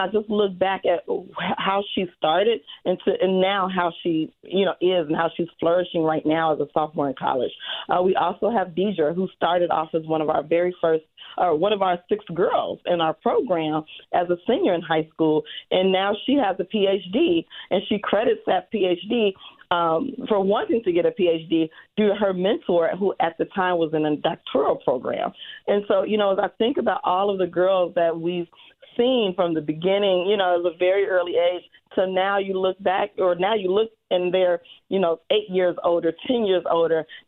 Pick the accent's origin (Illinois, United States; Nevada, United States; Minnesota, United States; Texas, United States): Illinois, United States; Chicago; growing up on the South Side